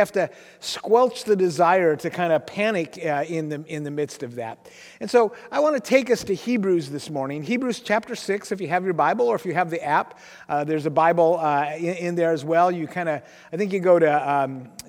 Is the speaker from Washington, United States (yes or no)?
yes; Aberdeen, Washington, United States; also born or lived in Kansas City; I grew up in Grace Harbor